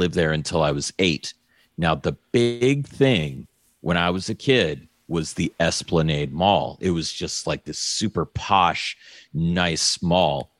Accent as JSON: {"language": "English", "town": "New Orleans", "region": "Louisiana", "country": "United States", "tie": "born or raised there", "said": "I was born in New Orleans"}